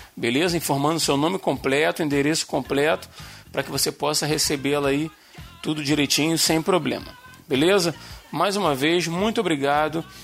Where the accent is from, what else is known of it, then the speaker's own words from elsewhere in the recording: Rio de Janeiro, Brazil; accent: carioca (Rio); o nosso sotaque do Rio